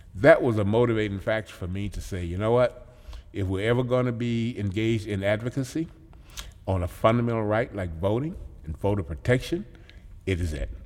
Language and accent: English; Mississippi, United States; moved away as an adult; also born or lived in Joliet, Illinois; now in Madison, United States; growing up in Mississippi, understanding and experiencing segregated schools